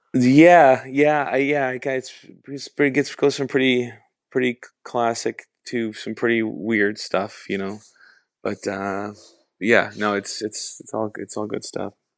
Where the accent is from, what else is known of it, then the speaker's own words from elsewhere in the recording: Canada; being Canadian